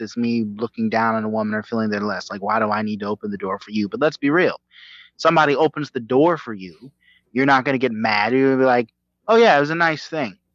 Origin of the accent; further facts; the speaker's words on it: the South, United States; I'm I'm from the South, and I was raised to be a Southern gentleman.